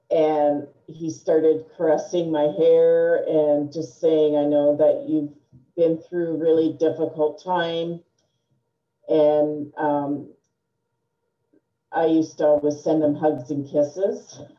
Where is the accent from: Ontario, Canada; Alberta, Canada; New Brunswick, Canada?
New Brunswick, Canada; born there; So, I am Canadian. I was born in the province of New Brunswick. My father was in the Canadian Armed Forces, and we moved a lot.